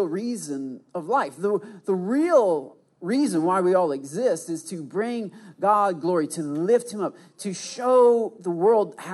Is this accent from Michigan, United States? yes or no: yes; Michigan, United States; I did the side hug because I'm from Michigan. That's what we